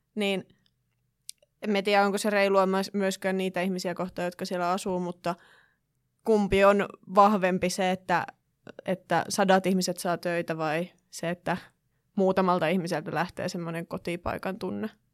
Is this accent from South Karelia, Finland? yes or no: no; Kittilä, Lapland, Finland; siis itse olen kotoisin Kittilästä ja asun siis meidän koti on Kittilän kaivoksesta kilometrin päässä